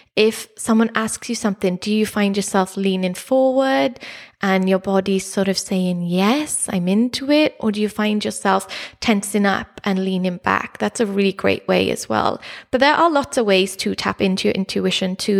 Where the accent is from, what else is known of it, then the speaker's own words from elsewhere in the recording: Neath, Wales, United Kingdom; growing up in South Wales, in Neath, near Swansea